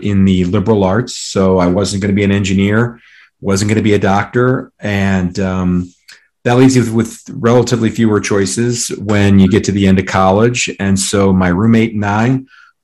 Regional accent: Colorado, United States; I'm from Colorado

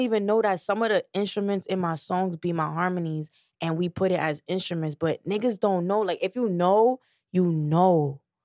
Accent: New York City, New York, United States; I'm from the Bronx

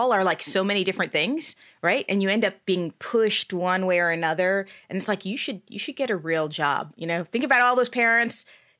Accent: Bahrain; now in United States; So I actually am an immigrant to the U.S. I grew up overseas. I was born and raised in Bahrain. So it's a small island off the coast of Saudi Arabia.

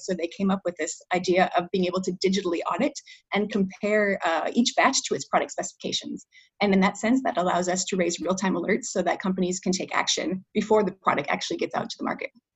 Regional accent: Minnesota, United States; moved away as an adult; now in Paris, France; I am originally from Minnesota, actually, but right now I'm speaking to you from France. Uh, I live in Paris

